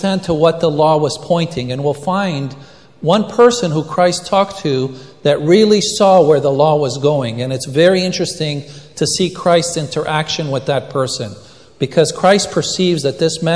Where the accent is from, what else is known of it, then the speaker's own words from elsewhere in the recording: Israel; moved away; I was born in Israel and I speak Hebrew